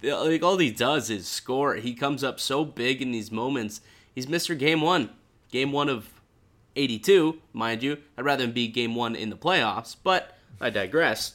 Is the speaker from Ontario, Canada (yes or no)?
yes; Niagara Falls, Ontario, Canada; I grew up in Niagara Falls